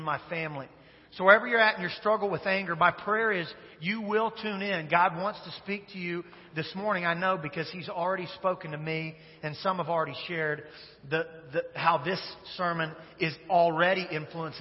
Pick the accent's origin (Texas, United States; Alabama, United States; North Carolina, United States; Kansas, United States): Kansas, United States; Wichita; Wichita, Kansas, which is the greatest city in the United States of America, which is my hometown.